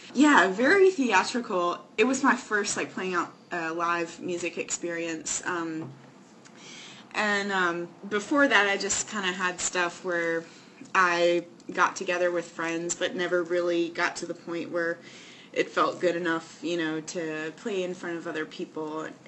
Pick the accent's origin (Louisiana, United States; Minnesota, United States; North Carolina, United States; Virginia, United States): North Carolina, United States; Raleigh; I'm from Raleigh.